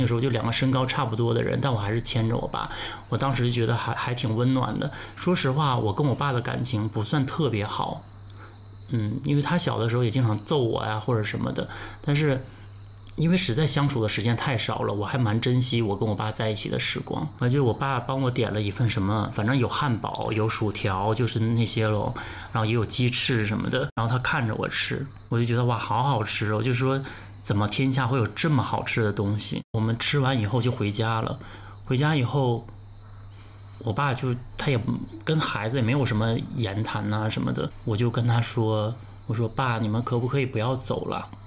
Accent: Northeast China, China; 因为我东北人嘛

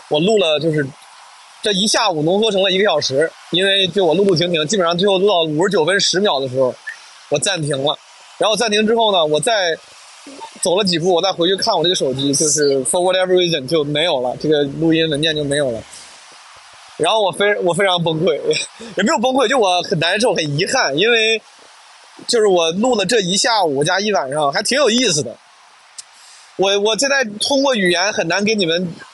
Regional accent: Henan, China; accent: Henan dialect; first language Henan dialect (Mandarin); 我至少是先倾向于用普通话、河南话这样的母语

